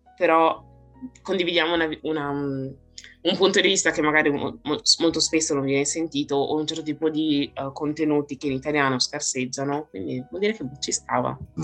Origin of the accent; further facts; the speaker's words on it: Vicenza, Veneto, Italy; accent: heavy Venetian; ho un accento veneto pesantissimo